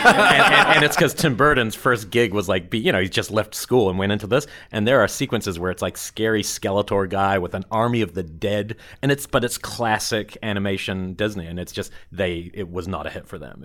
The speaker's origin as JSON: {"language": "English", "country": "New Zealand", "tie": "born or raised there", "moved": "yes", "said": "growing up in New Zealand, I got really lucky because we didn't ha, we don't have any repertory screenings."}